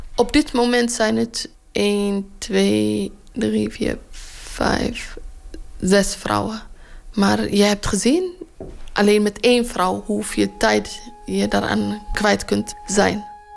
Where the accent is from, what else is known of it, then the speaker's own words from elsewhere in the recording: Eritrea; now in Rotterdam, Netherlands; Ik kom ook uit Eritrea